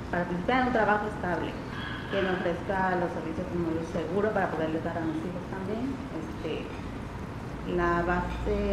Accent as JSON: {"language": "Spanish", "region": "Veracruz", "country": "Mexico", "said": "Soy de Veracruz, Veracruz. Vivo en la colonia Iván Gómez Gómez mm, con mis dos hijos en un cuartito que yo rento para ellos y para mí."}